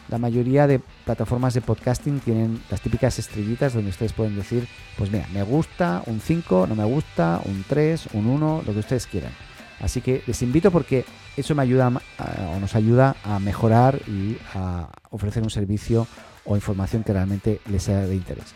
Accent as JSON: {"language": "Spanish", "country": "Spain", "moved": "yes", "lives_now": "Chile", "said": "estoy en Chile, pero soy español"}